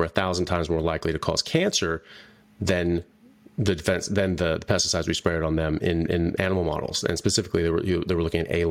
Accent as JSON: {"language": "English", "country": "United States", "also_born_or_lived": "England / Canada", "moved": "as an adult", "lives_now": "Australia", "said": "I'm an American doctor. I'm doing my residency in neurosurgery in Australia"}